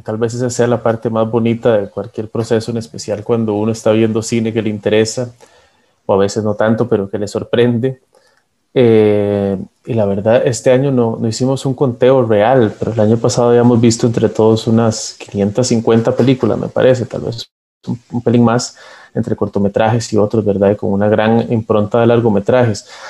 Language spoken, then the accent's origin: Spanish; Costa Rica